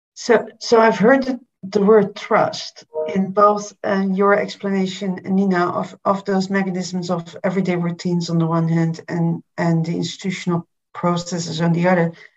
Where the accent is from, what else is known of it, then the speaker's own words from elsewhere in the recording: Berlin, Germany; I'm from Berlin, Berlin myself